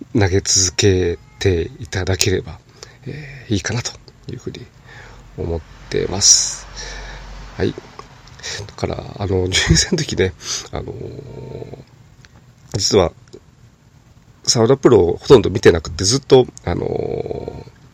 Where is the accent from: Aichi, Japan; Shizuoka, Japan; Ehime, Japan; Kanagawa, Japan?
Aichi, Japan; Nagoya; 地元名古屋